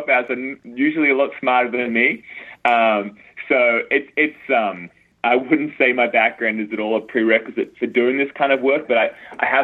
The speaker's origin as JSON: {"language": "English", "country": "Australia", "tie": "born or raised there", "moved": "as an adult", "lives_now": "United States", "said": "I grew up in Australia"}